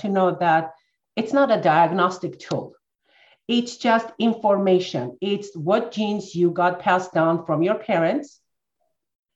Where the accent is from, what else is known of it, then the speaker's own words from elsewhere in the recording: Armenia; moved away as an adult; I'm born and raised in Armenia, former Soviet Union. That's where I finished my college.